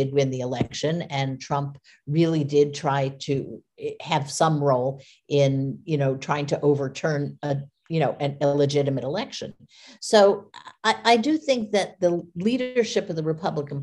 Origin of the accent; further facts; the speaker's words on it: United States; as an American